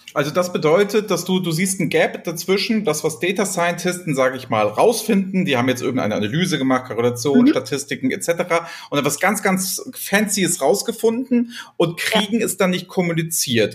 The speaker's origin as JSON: {"language": "German", "town": "Flensburg", "region": "Schleswig-Holstein", "country": "Germany", "tie": "born or raised there", "moved": "yes", "lives_now": "Hamburg, Germany", "said": "ich bin ja gebürtiger Flensburger"}